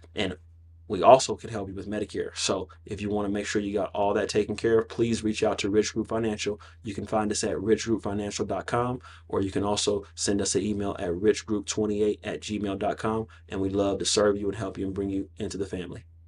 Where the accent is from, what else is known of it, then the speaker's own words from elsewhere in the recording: North Aurora, Illinois, United States; I grew up in the inner city. You know, I grew up I, I grew up in North Aurora